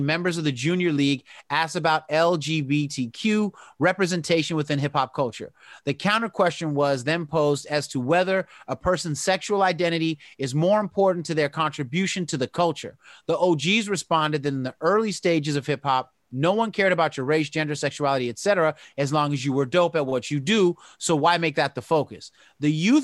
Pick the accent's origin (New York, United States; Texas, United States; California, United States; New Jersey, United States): California, United States; the Bay Area; I'm from the Bay